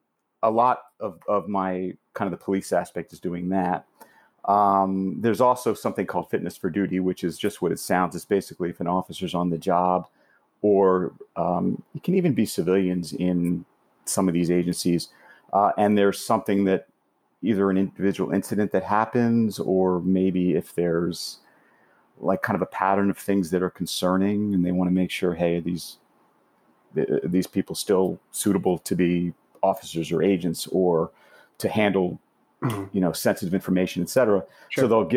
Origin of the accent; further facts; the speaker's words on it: Florida, United States; also born or lived in California; now in New York, United States; So I could say I was born in Miami.